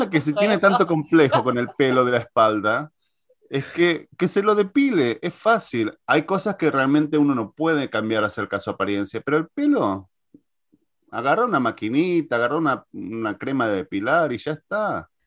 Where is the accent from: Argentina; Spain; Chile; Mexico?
Argentina; now in United States; Yo me acuerdo que cuando me mudé desde Argentina hacia Estados Unidos, en el 2001, la mitad lo que más me traje fueron esos recuerdos.